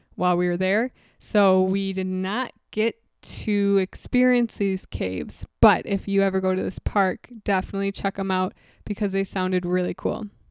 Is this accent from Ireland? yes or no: no; Wisconsin, United States; we're from Wisconsin, so obviously we're used to a bunch of snow